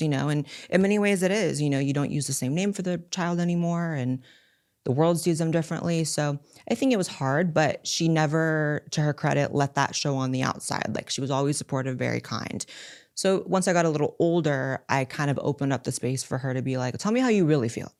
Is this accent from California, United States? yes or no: yes; California, United States; I was born and raised in California, which is very, very liberal